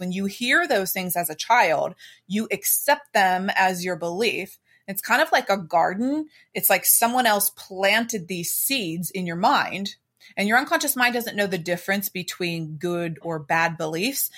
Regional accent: Pittsburgh, Pennsylvania, United States; I am from Pittsburgh, Pennsylvania, the Steel City here.

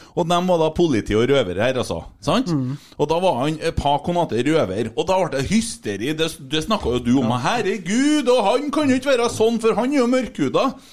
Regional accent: Bjugn, Trøndelag, Norway; Jeg er fra Bjugn

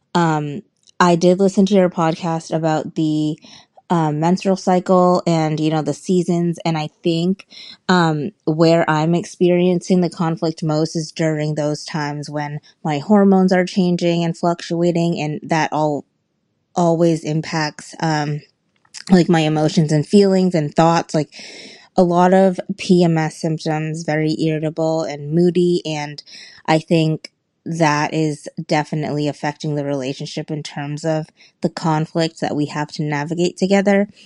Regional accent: Boston, Massachusetts, United States; now in Seattle, United States; I'm originally from Boston, but I currently reside in Seattle.

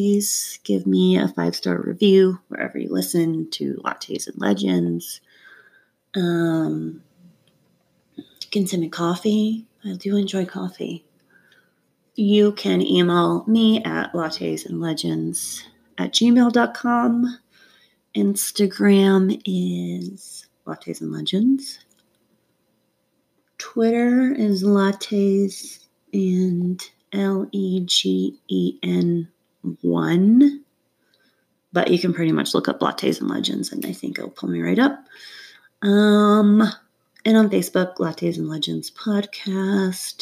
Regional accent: North Georgia, United States; now in Colorado, United States; I grew up in North Georgia

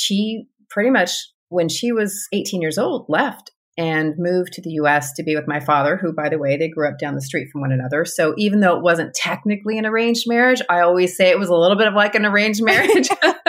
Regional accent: California, United States; born there; also born or lived in Texas; Anyway, so they moved to California. I was born in California. I'm the second of six. We were there in California, in Southern California, for their first four of their children, and then moved to Texas.

